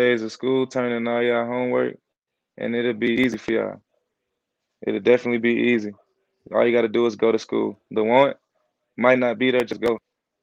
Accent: St. Louis, Missouri, United States; moved away; I come from St. Louis.

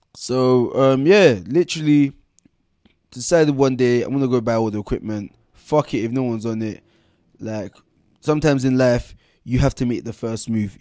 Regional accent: London, United Kingdom; also born or lived in Camberwell, London / Bermondsey, London / Nigeria; From seven years old um, seven years old, moved for, out of Camberwell to um, out of Camberwell to Bermondsey

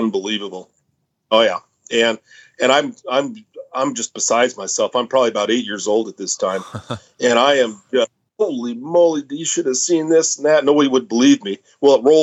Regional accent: Idaho, United States; we're pretty much from Idaho, or at least I am. I was born in Idaho

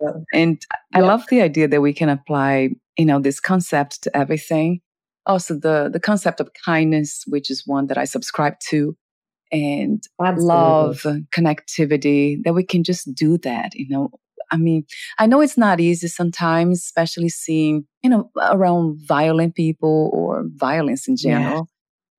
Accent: Portugal; accent: Portuguese; English is a second language; My Portuguese accent.

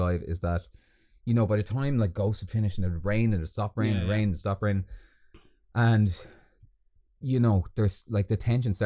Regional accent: Balbriggan, Leinster, Ireland; moved away; I'm from Balbriggan

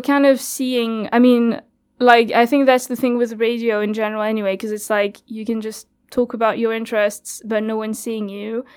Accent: France; first language French; English is a second language; moved away as an adult; now in Cardiff, United Kingdom; so I'm from France

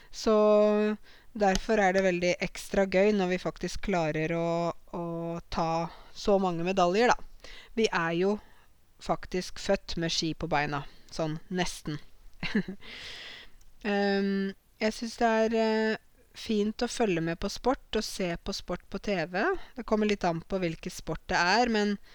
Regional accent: Norway; I ryggraden min så sitter det norske verdier, norske tradisjoner og jeg er norsk

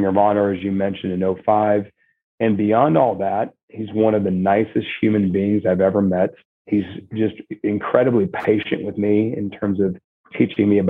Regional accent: Nebraska, United States; moved away; I grew up in Nebraska

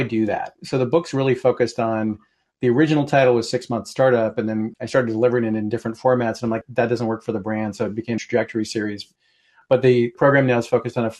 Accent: Portland, Oregon, United States; moved away as an adult; now in Seattle, United States; I grew up in Portland and then moved here to go to college and never went back

